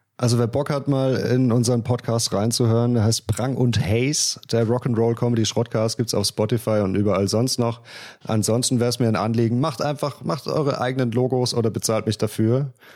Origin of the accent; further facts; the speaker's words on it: Östringen, Baden-Württemberg, Germany; accent: South German dialect; in Östringen, in Estringe